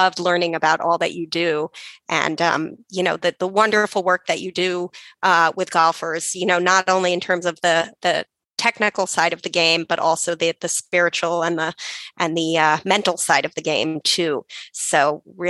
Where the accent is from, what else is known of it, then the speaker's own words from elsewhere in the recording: New York City, New York, United States; I'm from New York City, which is where I am currently